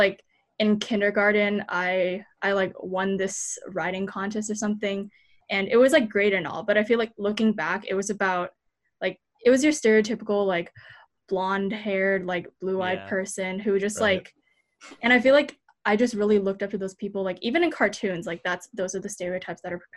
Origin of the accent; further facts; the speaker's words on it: United States; as a Taiwanese American, because when I growing up in America